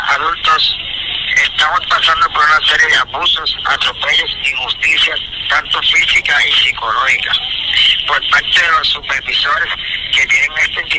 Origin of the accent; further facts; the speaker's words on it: Puerto Rico; ciudadanos puertorriqueños y americanos que somos.